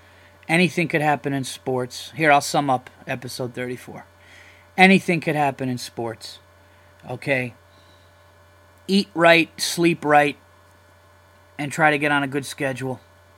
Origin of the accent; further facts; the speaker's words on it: New York, United States; I am a comedian from New York.